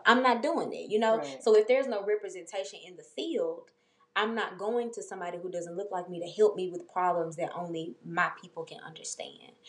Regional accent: Memphis, Tennessee, United States; I grew up in White Haven, being in my neighborhood

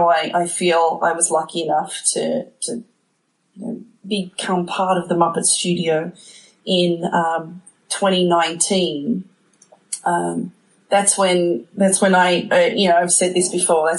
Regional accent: Sydney, New South Wales, Australia; moved away as an adult; now in United States; I grew up in Sydney, Australia. And, spent my whole childhood there

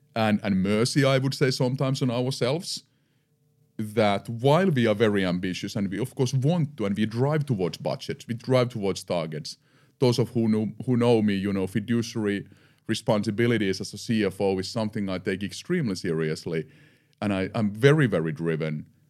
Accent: Eura, Satakunta, Finland; I'm born and raised in Finland, in the western part of Finland, a small town called Eura. Uh, I lived there for the first fifteen years.

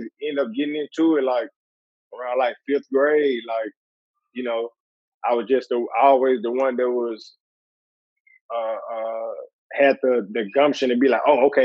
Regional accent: Columbus, Ohio, United States; moved away as an adult; also born or lived in Louisville; I probably moved to Columbus when I was like 7. And I stayed there until basically till I was like 20-something.

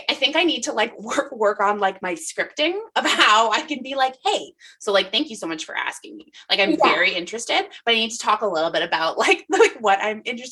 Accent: Guelph, Ontario, Canada; I grew up in Guelph

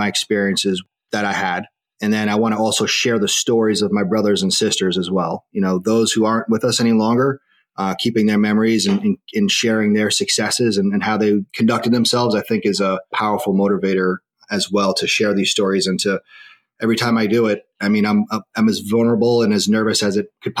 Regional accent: Long Island, New York, United States; I'm from Long Island, and I was a freshman in college when 9/11 occurred

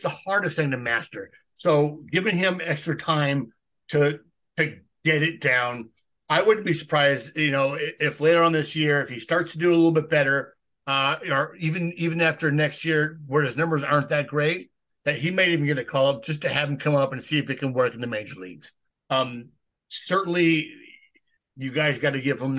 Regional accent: San Diego, California, United States; I am also from San Diego

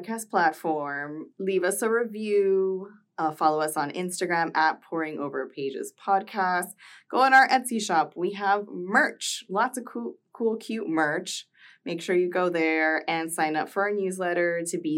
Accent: Miami, Florida, United States; growing up in Miami

